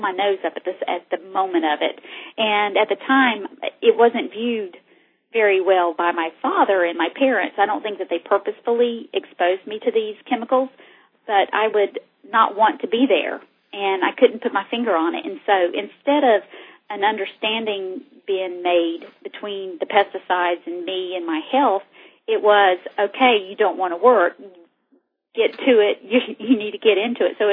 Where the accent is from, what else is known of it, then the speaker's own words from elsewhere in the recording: North Carolina, United States; I was raised in North Carolina